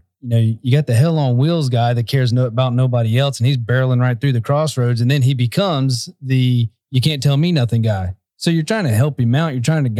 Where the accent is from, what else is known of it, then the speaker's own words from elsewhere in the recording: Ocoee, Florida, United States; I grew up in Ocoee, which was a redneck town.